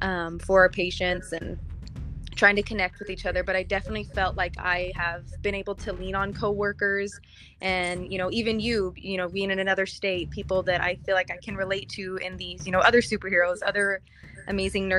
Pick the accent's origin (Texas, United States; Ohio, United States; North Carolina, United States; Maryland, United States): Texas, United States; now in New Mexico, United States; Texas is my home state, and so to kind of try and help out my home community